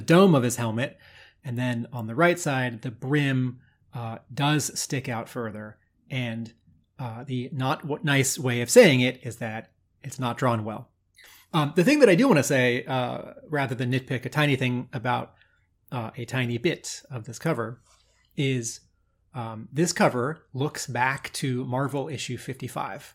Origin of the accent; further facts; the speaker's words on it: United States; I grew up near Washington D.C.